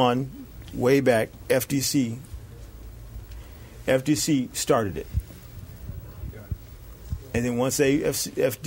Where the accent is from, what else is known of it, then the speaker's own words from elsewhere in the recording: Chicago, Illinois, United States; now in California, United States; I'm from Chicago, and I visit there every year